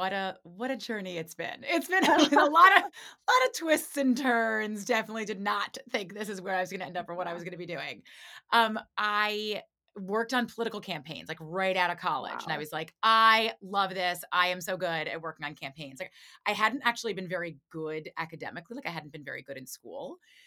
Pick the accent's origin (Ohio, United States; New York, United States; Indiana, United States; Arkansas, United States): New York, United States; New York City; I grew up in Manhattan in the city. So there wasn't a lot of, like, diversity of thought, I would say, where I grew up. Like, I grew up in, like, a progressive Upper West Side, went to like a progressive private school.